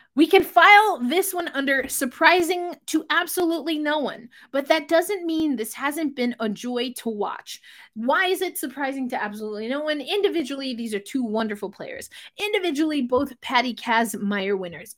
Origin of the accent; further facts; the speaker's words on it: New York, United States; what is technically my hometown team, the New York Rangers